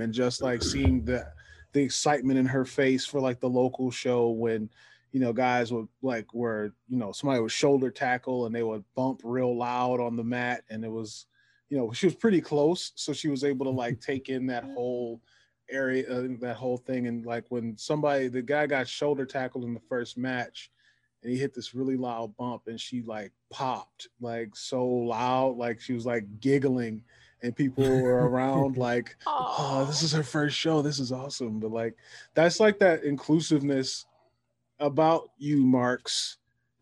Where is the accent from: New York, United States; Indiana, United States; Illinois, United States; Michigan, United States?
Michigan, United States; Detroit; I'm from Detroit